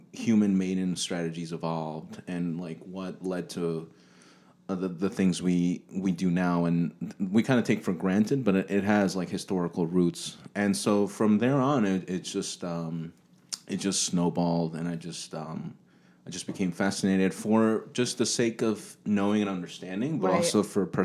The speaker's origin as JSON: {"language": "English", "area": "Long Island", "region": "New York", "country": "United States", "also_born_or_lived": "Georgia / Texas", "moved": "yes", "lives_now": "Plano, United States", "said": "I'm from Long Island"}